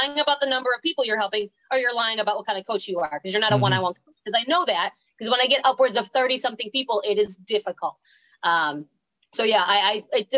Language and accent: English; New York, United States; moved away as an adult; now in Florida, United States; I moved from New York to Florida in 2012 because I got the job